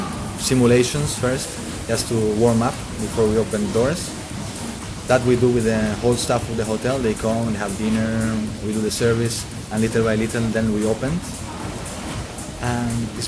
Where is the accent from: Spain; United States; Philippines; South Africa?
Spain; southern Spain; moved away as an adult; now in Doha, Qatar; I'm from Spain. I'm from the south part of Spain